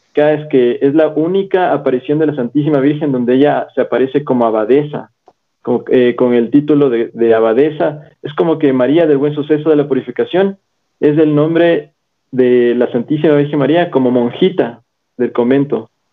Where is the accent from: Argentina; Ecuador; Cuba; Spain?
Ecuador; Quito, Pichincha; soy quiteño, soy quiteño de Quito, Ecuador